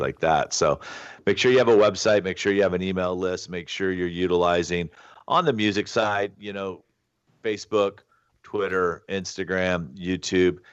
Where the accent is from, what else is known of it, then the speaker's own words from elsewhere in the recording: Alabama, United States; moved away; also born or lived in Los Angeles / Santa Barbara; I grew up in Alabama